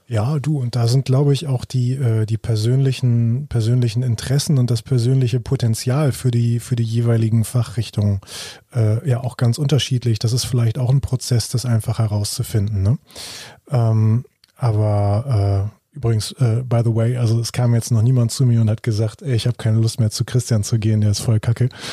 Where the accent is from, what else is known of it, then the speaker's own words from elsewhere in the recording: Germany; bei uns in Deutschland